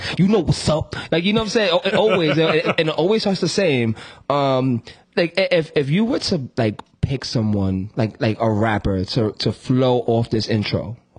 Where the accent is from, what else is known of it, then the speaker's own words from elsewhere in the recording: New York, United States; I'm from New York.